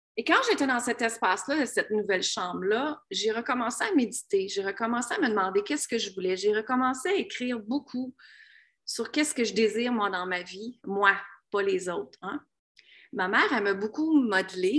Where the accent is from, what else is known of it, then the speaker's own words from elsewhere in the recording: Canada; moved away as an adult; also born or lived in United States; Moi, je viens d'une petite ville, je viens de la ville de Grimby